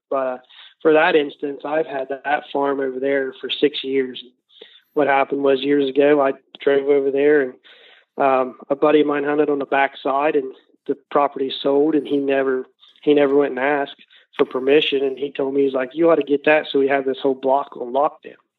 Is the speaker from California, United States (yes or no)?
no; Southern Ohio, United States; we're from Southern Ohio